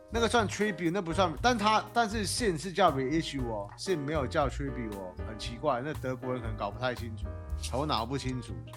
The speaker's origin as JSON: {"language": "Chinese", "country": "Taiwan", "said": "我们台湾人"}